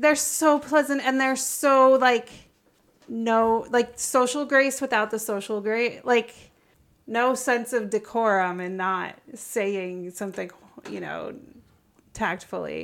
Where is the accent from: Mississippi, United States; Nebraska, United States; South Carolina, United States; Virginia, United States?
Nebraska, United States; growing up in Nebraska